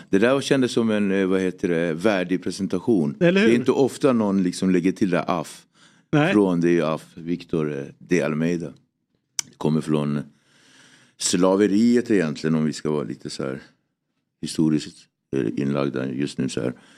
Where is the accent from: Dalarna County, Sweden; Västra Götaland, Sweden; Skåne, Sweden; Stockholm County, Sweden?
Stockholm County, Sweden; Nacka; also born or lived in Cape Verde; Jag är uppväxt i Nacka, en väldigt eh, idyllisk förort